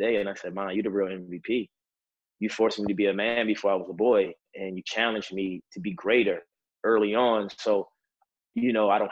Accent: Baltimore, Maryland, United States; I'm from Baltimore City. Baltimore City is a very, very tough and different neighborhood. A lot of challenges growing up emotionally and mentally

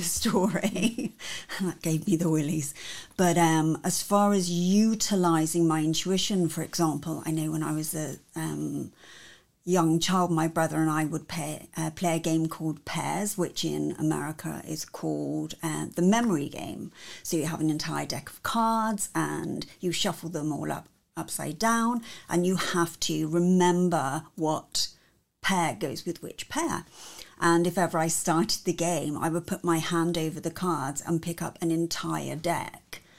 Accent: Cornwall, South West England, United Kingdom; I was born and bred in Cornwall in England, and in Cornwall, our symbol is the Cornish pixie.

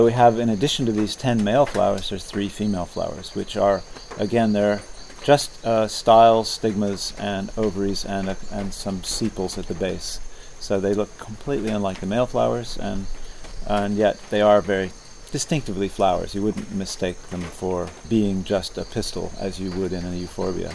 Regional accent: California, United States; moved away as an adult; also born or lived in Alaska / Norway; now in Isle of Wight, United Kingdom; I grew up in California, got my PhD at UC Davis

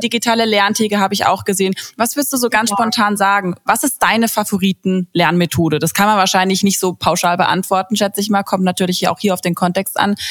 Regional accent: Baden-Württemberg, Germany; bei uns in Baden-Württemberg

